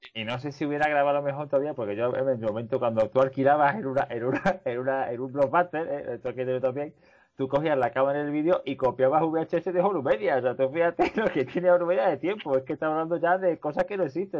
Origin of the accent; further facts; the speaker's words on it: Seville, Andalusia, Spain; como sevillano